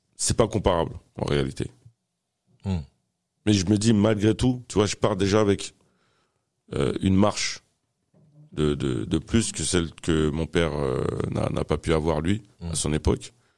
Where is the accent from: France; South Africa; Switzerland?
France; Fresnes, Île-de-France; also born or lived in Paris (18th arrondissement); ils ont décidé de s'installer dans le Val-de-Marne, dans la ville de Fresnes, là où j'ai grandi